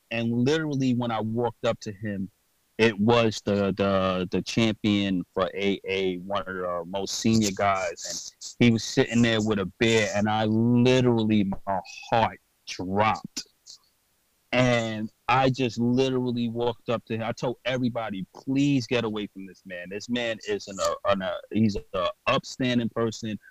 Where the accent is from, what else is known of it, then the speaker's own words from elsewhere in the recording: New York City, New York, United States; I'm from New York and Brooklyn